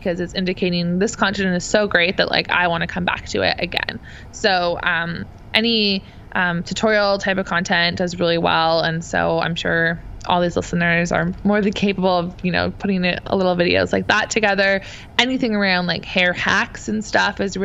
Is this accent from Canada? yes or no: yes; Canada; being a Canadian